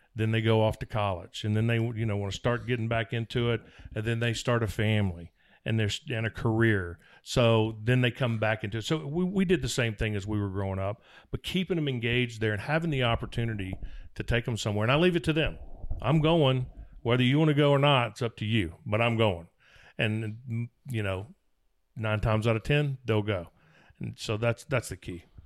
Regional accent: Mississippi, United States; where I was raised in Mississippi

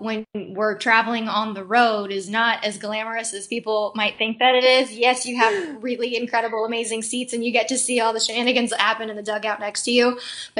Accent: Tucson, Arizona, United States; moved away; And I came from Tucson, Arizona. So I went from very dry heat, and I'm talking triple digits, was different.

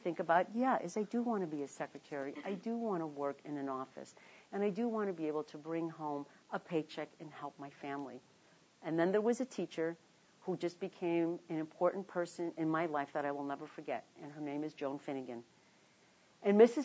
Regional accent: Chicago, Illinois, United States; moved away; also born or lived in Washington; I was born in Chicago, on the south side of Chicago, in a working-class neighborhood named Bridgeport

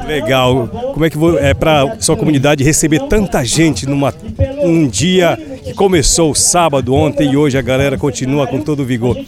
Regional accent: Lago Grande, Pará, Brazil; Sou lá do Lago Grande

